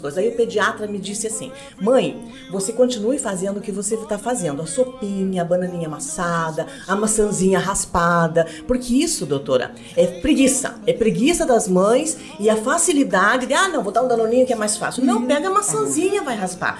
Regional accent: Rio Negro, Brazil; eu sou de cidade do interior também, de Rio Negro

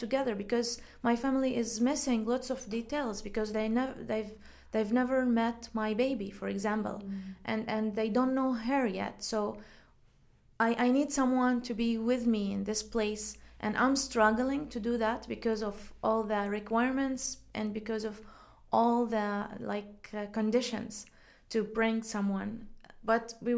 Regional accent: Syria; English is a second language; moved away as an adult; now in Calgary, Canada; I was born in Syria, and I spent most of my life in that country

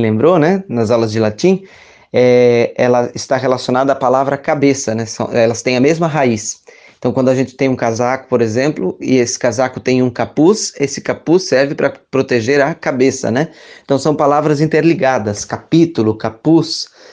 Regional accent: Rodeio, Santa Catarina, Brazil; sou natural de Rodeio, Santa Catarina

